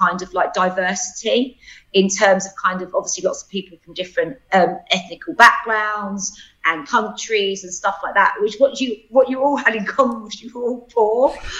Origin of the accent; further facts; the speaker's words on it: London, United Kingdom; I grew up in Bethnal Green, my mum and dad, my brother.